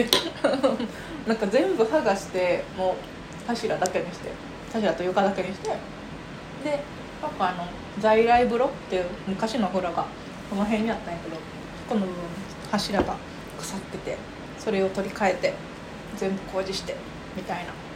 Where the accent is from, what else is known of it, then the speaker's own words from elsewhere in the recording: Sakai, Osaka, Japan; そう堺が地元で